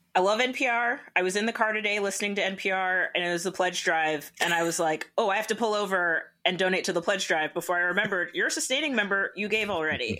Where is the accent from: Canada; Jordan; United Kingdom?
Canada; I'm Canadian.